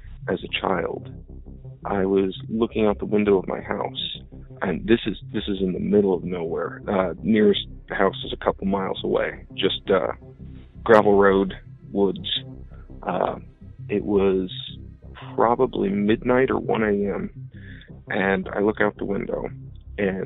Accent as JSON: {"language": "English", "region": "Iowa", "country": "United States", "tie": "born or raised there", "said": "I'm from Iowa. I grew up on a road named Stony Hollow"}